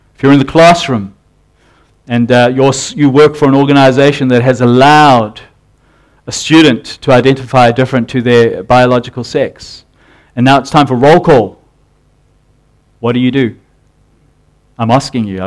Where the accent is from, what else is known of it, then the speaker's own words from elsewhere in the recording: South Africa; now in New Zealand; I'm from South Africa, and in South Africa we had a naming convention